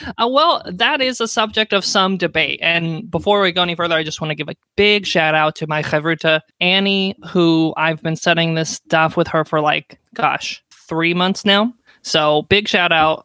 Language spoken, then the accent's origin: English; the South, United States; moved away; I'm from the South